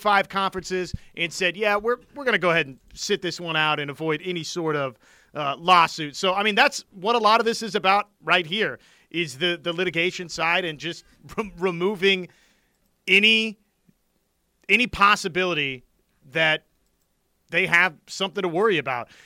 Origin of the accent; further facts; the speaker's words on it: Wichita, Kansas, United States; I'm from Wichita, Kansas